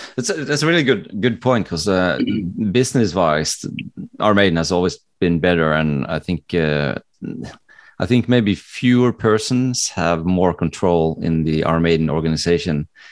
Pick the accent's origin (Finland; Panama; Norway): Norway; born or raised there; English is a second language; also born or lived in Connecticut, United States